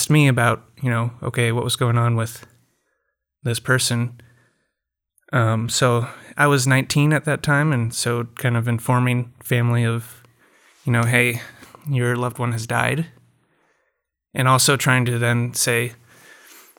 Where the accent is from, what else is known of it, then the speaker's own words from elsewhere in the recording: Ames, Iowa, United States; moved away as an adult; now in Shaker Heights, United States; I'm from Ames, Iowa. Came out here for residency and live in Shaker Heights with my wife and our three-year-old